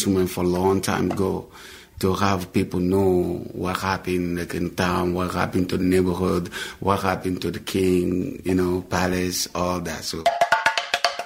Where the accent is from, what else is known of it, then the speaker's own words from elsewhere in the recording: Guinea; English is a second language; moved away; I'm originally from Guinea, West Africa